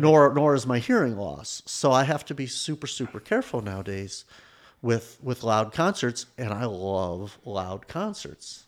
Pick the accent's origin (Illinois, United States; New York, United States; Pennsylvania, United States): Illinois, United States; Evanston; I grew up in Evanston